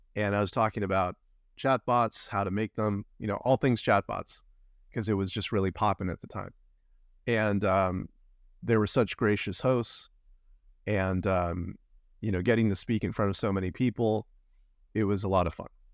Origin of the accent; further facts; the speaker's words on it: Los Angeles, California, United States; moved away as an adult; now in Vancouver, Canada; I'm originally from Los Angeles, California